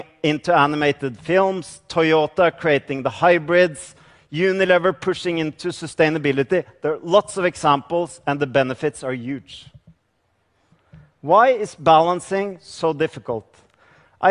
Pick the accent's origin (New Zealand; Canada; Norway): Norway; I come from Norway